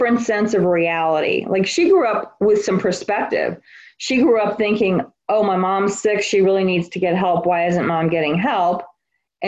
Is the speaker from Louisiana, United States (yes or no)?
yes; New Orleans, Louisiana, United States; I'm from New Orleans. I grew up in New Orleans, Louisiana